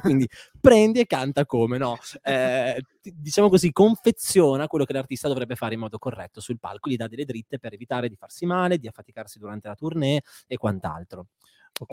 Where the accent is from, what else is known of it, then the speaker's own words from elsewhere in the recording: Parma, Emilia-Romagna, Italy; sono di Parma